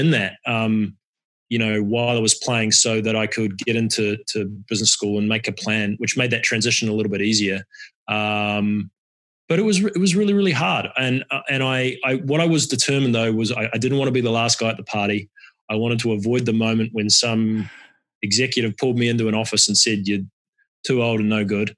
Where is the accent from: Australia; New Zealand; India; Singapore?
New Zealand; moved away as an adult; also born or lived in Cincinnati, United States / London, United Kingdom / San Rafael, United States; I grew up in New Zealand, left New Zealand to come to America on a soccer scholarship